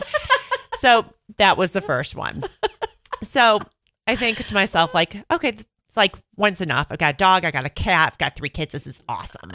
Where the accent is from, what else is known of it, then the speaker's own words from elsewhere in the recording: Northbrook, Illinois, United States; accent: Chicago (Mike Ditka); moved away as an adult; also born or lived in Boston area; now in Bend, United States; I am from Northbrook, Illinois